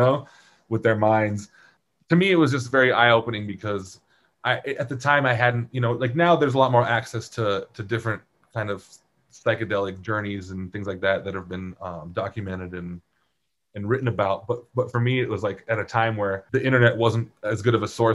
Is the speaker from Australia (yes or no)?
no; Poland; growing up in Poland